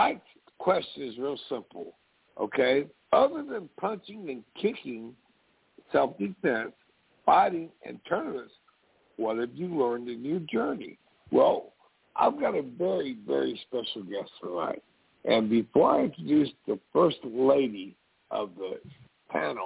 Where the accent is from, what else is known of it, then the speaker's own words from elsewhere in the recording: Texas, United States; I'm proud of being a Texan